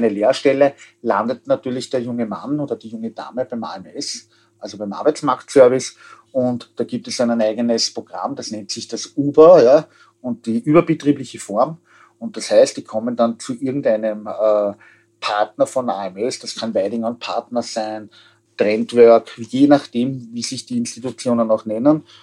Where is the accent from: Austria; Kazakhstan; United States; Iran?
Austria; also bei uns in Österreich ist das längst erfüllt.